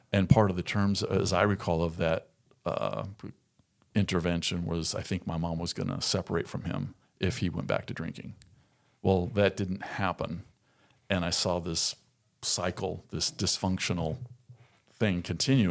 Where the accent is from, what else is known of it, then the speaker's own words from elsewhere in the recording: Southern California, United States; moved away as an adult; now in Arkansas, United States; born and raised in Southern California, lived there for forty-two years